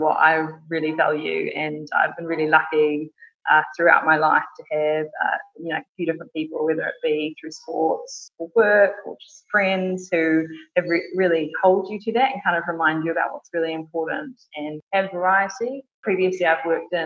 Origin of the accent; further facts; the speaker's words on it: New Zealand; moved away as an adult; now in London, United Kingdom; As you can probably tell from my accent, I'm not originally from the UK. I was born in New Zealand and moved over here with my husband nearly 4 years ago